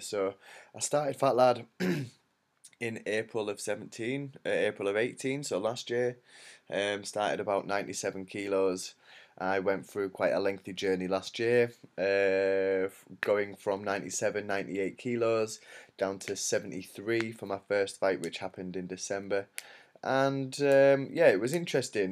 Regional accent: York, Yorkshire and the Humber, United Kingdom; in York, which is my hometown

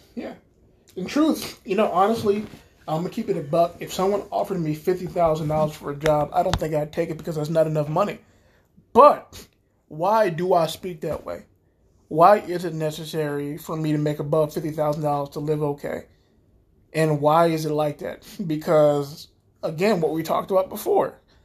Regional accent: United States; we're the American people

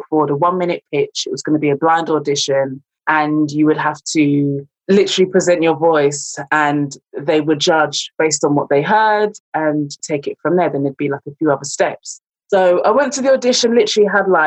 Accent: London, United Kingdom; moved away as an adult; now in Leicester, United Kingdom; I'm originally from London, came to Leicester to study drama

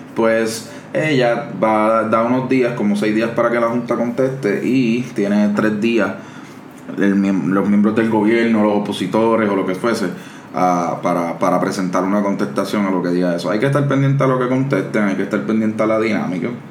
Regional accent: Cataño, Puerto Rico; yo soy de Cataño

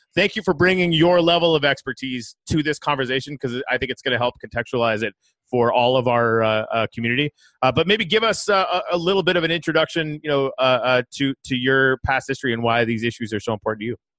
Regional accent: Canadian Arctic, Canada; moved away; I'm originally from the Canadian Arctic

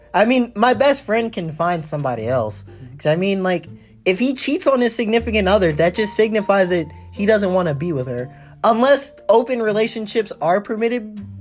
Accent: United States

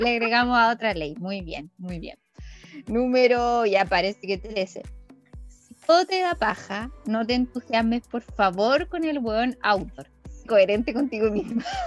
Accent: Chillán, Ñuble, Chile; yo estudié en un colegio con cruz. Entonces en ese colegio con Cruz de Chillán

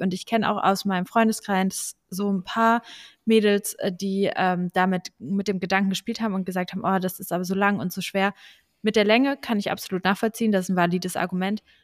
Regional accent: Braunschweig, Lower Saxony, Germany; also born or lived in Hanover; ich komme aus Braunschweig

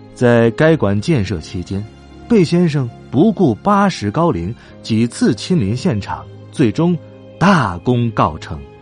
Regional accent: Beijing, China; accent: Beijing dialect; 北京土话说快了不行，别人听不太懂的

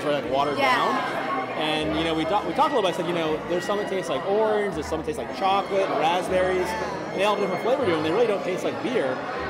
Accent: New England, United States; because I'm from New England.

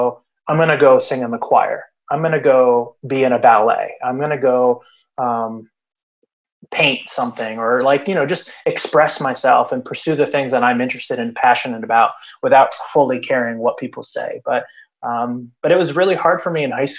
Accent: Princeton, New Jersey, United States; I grew up in New Jersey. I grew up in the Princeton area, and then I moved to North Jersey

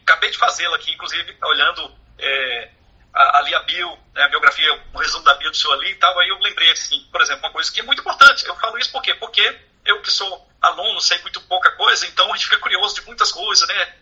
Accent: Brasília, Federal District, Brazil; nós que somos aqui de Brasília

